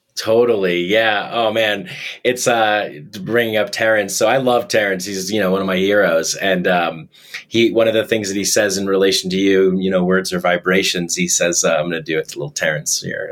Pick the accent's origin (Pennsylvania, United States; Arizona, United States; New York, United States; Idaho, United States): New York, United States; that's where i started stand-up comedy i'm from new york